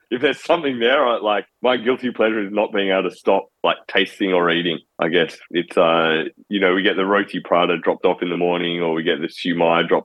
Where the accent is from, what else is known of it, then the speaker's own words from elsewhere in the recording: Perth, Western Australia, Australia; City Beach, which is the beach I grew up in Perth